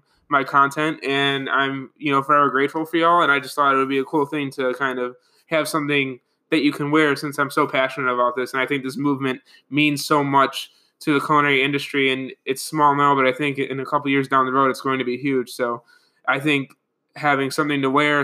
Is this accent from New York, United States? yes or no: yes; Buffalo, New York, United States; I'm from Buffalo